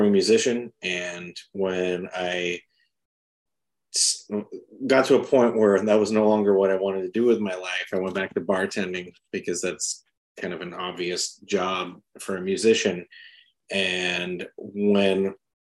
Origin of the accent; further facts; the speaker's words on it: San Diego, California, United States; moved away; also born or lived in South Carolina; I was born in South Carolina and raised in San Diego